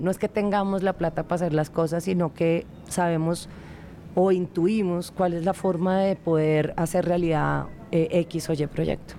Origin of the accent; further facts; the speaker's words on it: Colombia; nosotros como colombianos